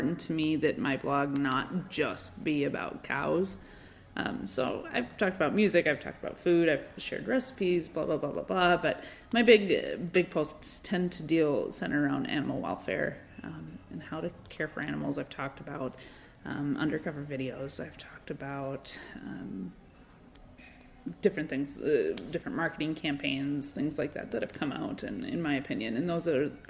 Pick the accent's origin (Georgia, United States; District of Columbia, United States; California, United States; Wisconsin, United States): Wisconsin, United States; Madison; growing up in Madison was I lived down the road from where World Dairy Expo is held